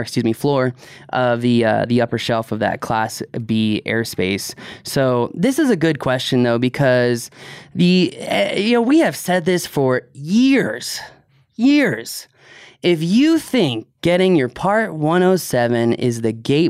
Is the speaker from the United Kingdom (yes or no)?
no; East Coast, United States; I grew up on the East Coast